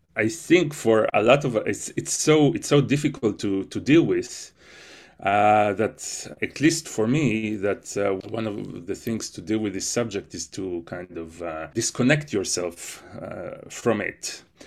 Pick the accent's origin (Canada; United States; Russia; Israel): Israel; moved away; growing up in Israel